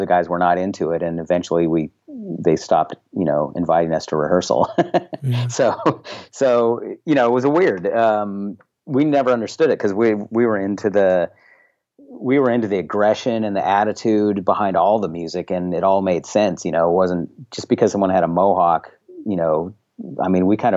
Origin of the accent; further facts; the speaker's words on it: Eureka, California, United States; in Eureka where I grew up, which is actually where I'm where I'm speaking to you from now.